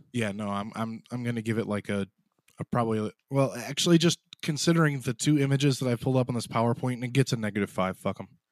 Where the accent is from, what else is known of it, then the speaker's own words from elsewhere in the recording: south of Chicago, Illinois, United States; a Chicagoan or south of Chicago